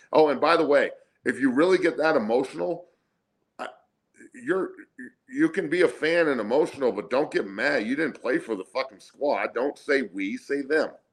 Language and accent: English; Denver, Colorado, United States; also born or lived in Santa Cruz, California; I grew up in Denver, but I was born in Santa Cruz